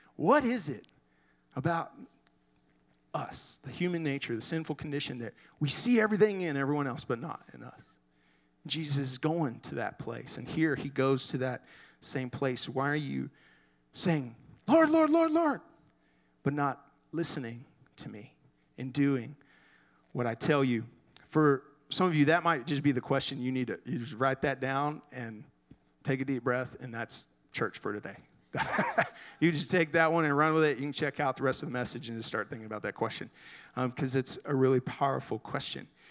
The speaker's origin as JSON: {"language": "English", "town": "Garland", "region": "Texas", "country": "United States", "tie": "born or raised there", "said": "I grew up in Garland, went to high school there"}